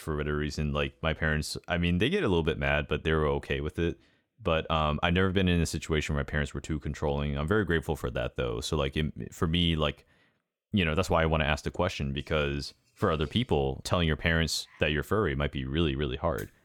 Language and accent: English; United States; I'm Asian American